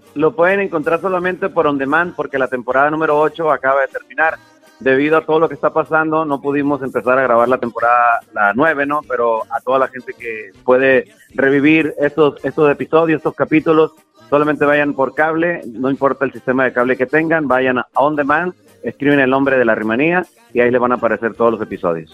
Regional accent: Mexico; somos los, los, mexicanos de carrilludo

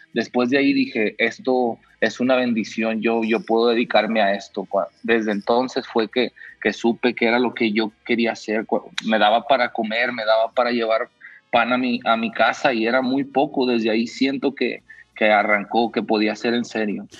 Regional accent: Mexico; yo como mexicano

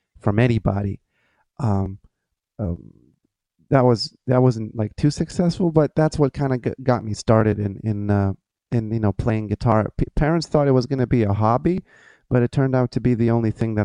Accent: Lithuania; English is a second language; moved away as an adult; now in Florida, United States; I transferred to a music conservatory in my hometown

